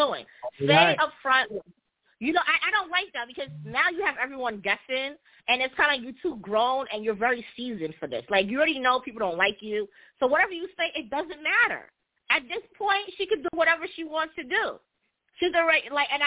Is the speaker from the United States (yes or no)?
no; Jamaica; I'm also Jamaican